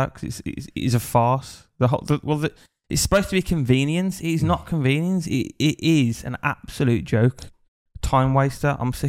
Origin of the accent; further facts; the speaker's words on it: England, United Kingdom; now in Thailand; being English